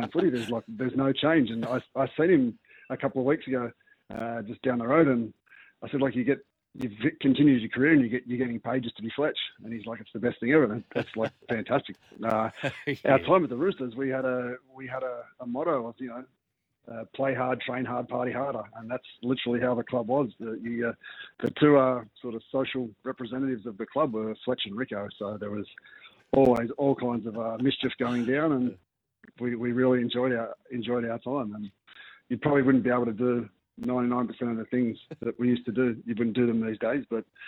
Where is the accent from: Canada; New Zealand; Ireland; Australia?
New Zealand; As Kiwis and as a Kiwi team